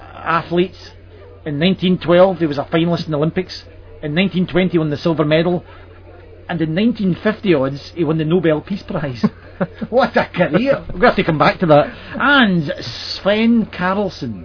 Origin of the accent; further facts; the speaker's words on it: Glasgow, Scotland, United Kingdom; also born or lived in Edinburgh; I've spent about 18 years in Glasgow, about the same again in Edinburgh, then back to Glasgow for a few more years.